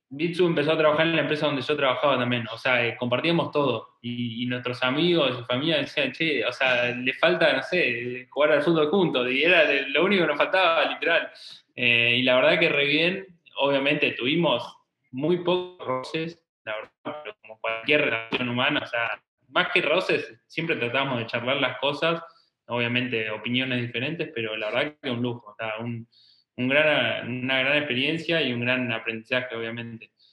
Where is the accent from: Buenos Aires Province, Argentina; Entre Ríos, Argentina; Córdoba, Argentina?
Buenos Aires Province, Argentina; Trenque Lauquen; moved away as an adult; now in Buenos Aires, Argentina; nosotros somos de Trenquelauquen, que es una ciudad de 50.000 habitantes